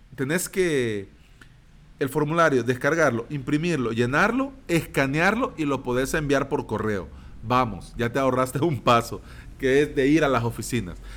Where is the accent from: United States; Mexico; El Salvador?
El Salvador